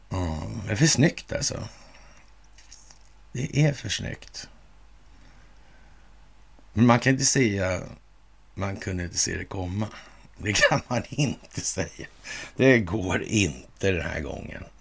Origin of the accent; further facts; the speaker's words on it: Russia; Jag, jag, känner att jag är släkt med massmördare för jag är ryss.